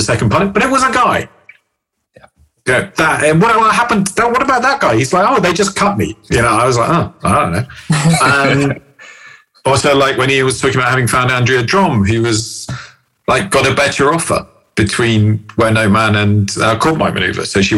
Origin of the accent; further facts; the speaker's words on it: England, United Kingdom; I'm English